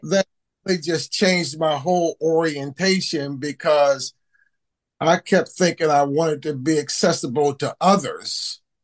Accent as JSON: {"language": "English", "town": "Baltimore", "region": "Maryland", "country": "United States", "tie": "born or raised there", "said": "growing up in Baltimore with the war on drugs, war on poverty."}